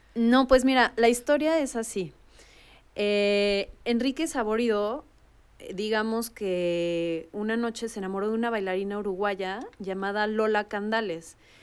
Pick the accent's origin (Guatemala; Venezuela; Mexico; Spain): Mexico; hay varias cosas que podemos no llegar a entender, por lo menos como mexicanos